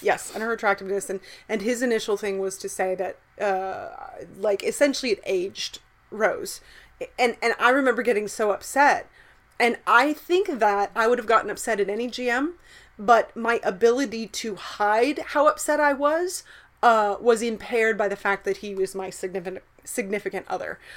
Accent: the South, United States; growing up in the South

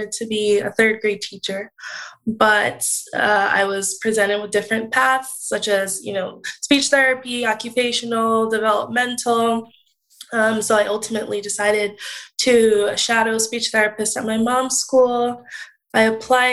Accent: New Jersey, United States; also born or lived in Indiana; when I come back home from Indiana to New Jersey, I would still shadow SLPs here in the area, New Jersey.

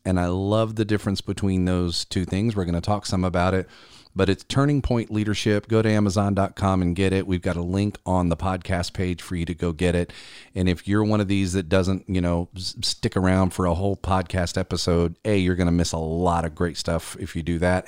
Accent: Columbia, South Carolina, United States; based out of Columbia, South Carolina, my hometown

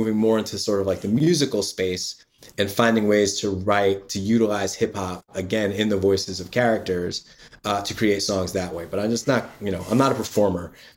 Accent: Yonkers, New York, United States; also born or lived in Bronx; I grew up in Yonkers and spent a lot of time in the Bronx

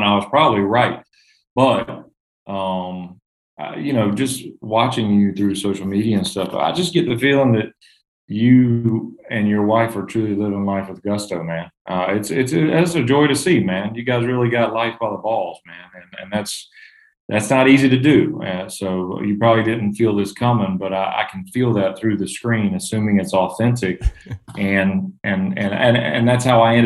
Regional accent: Hazlehurst, Georgia, United States; also born or lived in Atlanta, Georgia; growing up in Hazelhurst, Georgia.

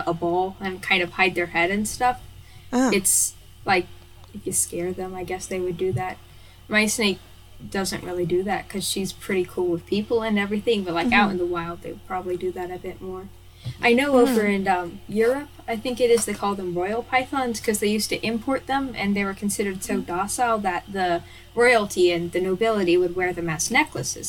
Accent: Kentucky, United States; I'm from Kentucky, which is in the United States of America

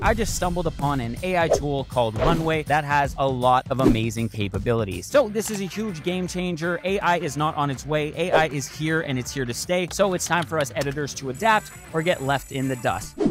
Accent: North Bay, Ontario, Canada; born and raised in North Bay, Ontario, just a few hours north of Toronto

